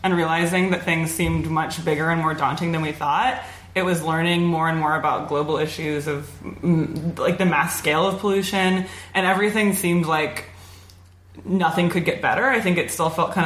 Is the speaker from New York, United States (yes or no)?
no; Oregon, United States; grew up in Oregon.